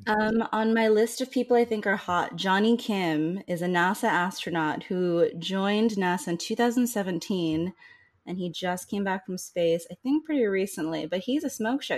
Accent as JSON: {"language": "English", "region": "Northeast", "country": "United States", "said": "I'm also from the Northeast and I don't sound like"}